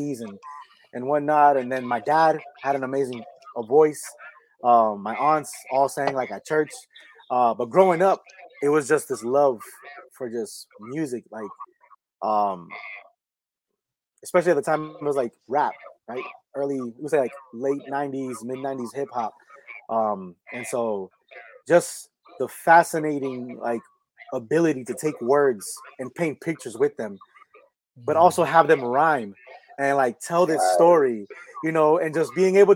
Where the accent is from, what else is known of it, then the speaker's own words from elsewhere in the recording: United States; first language Spanish; English is a second language; also born or lived in Orlando, Florida; being Puerto Rican, you know, one thing I definitely commend my mother was when growing up, all we did was speak Spanish in the house. So there was no English, you know, so like Spanish was like my first language, even though I was born in the States